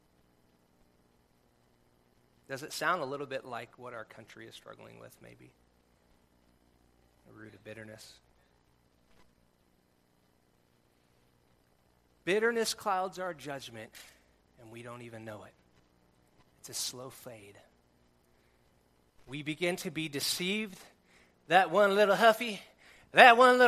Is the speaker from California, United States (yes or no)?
yes; California, United States; We grew up in California, surf club at the school.